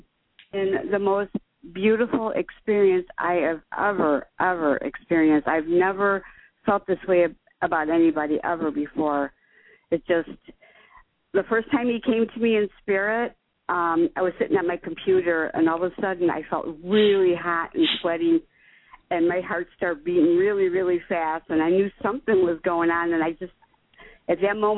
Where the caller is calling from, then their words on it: Chicago, Illinois, United States; Chicago, Illinois.